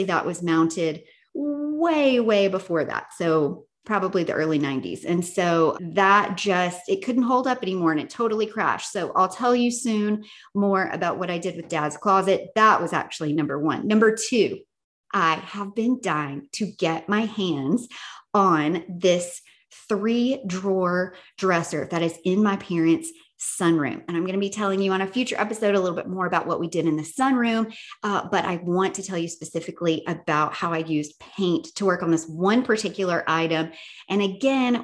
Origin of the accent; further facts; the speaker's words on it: Tennessee, United States; moved away; I am back from Tennessee. I'm curious if it's going to sound like my accent is back in full force